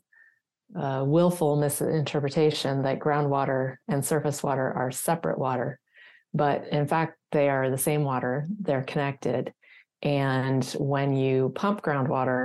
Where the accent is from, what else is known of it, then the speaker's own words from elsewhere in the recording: California, United States; I'm also born and raised in California